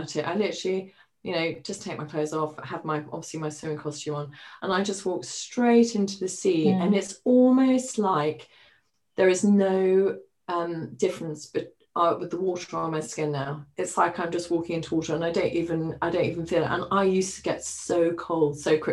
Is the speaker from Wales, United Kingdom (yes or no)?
no; Highlands of Scotland, United Kingdom; moved away; also born or lived in Middle East; I grew up in the Highlands of Scotland